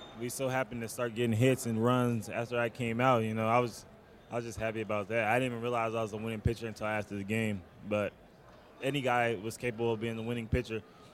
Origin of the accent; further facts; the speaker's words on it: Las Vegas, Nevada, United States; Las Vegas.